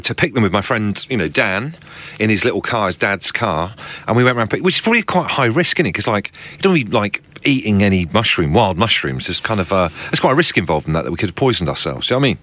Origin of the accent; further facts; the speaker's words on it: Devon, South West England, United Kingdom; I grew up in Devon